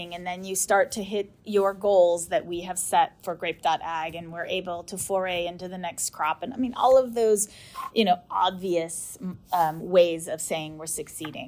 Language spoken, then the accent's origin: English; United States; I'm American